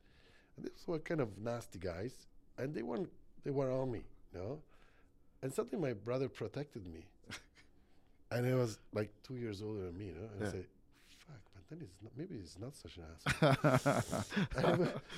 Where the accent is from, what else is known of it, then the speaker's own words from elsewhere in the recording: Florence, Tuscany, Italy; born there; I was born in Florence.